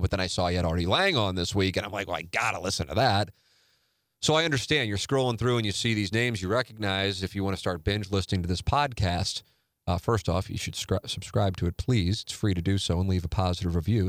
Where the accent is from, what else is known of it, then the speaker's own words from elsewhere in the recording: St. Louis, Missouri, United States; I've been doing media in, in this market now for twenty decades, my hometown